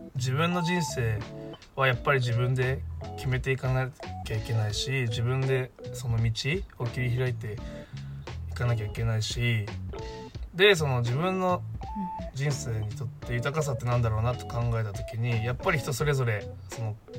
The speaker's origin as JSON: {"language": "Japanese", "region": "Fukuoka", "country": "Japan", "tie": "born or raised there", "said": "自分の出身は福岡で福岡の大学に通っていました"}